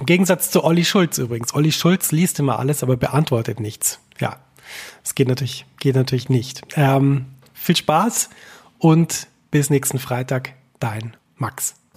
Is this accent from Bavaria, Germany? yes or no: yes; Bavaria, Germany; moved away as an adult; also born or lived in Zürich; now in New York, United States; bei uns in Bayern